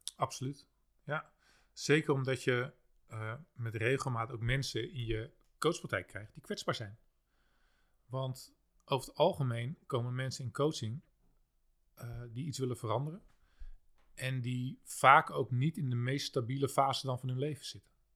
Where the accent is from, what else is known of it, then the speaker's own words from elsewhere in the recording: Haarlem, North Holland, Netherlands; ik kom zelf uit Haarlem-Noord